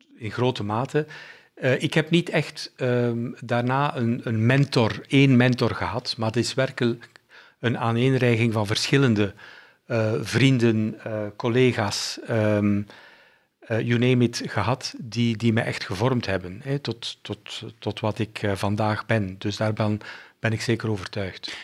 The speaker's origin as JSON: {"language": "Dutch", "town": "Bruges", "region": "Flanders", "country": "Belgium", "tie": "born or raised there", "also_born_or_lived": "Germany", "said": "ik ben ehm, opgegroeid in, een, ehm, in West-Vlaanderen, in Brugge."}